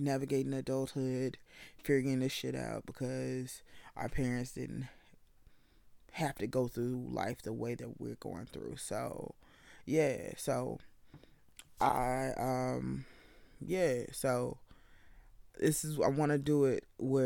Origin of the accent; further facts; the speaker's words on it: the South, United States; I'm from the South